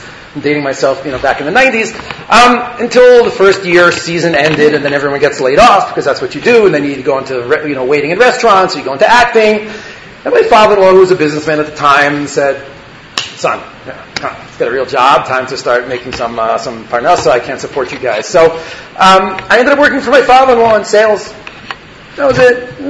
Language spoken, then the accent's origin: English; Elizabeth, New Jersey, United States; I grew up in Elizabeth, New Jersey, in a modern Orthodox Jewish day school. I went on the classic track of high school, gap year in yeshiva. I went to Or Yerushalayim in Beit Meir for 2 years.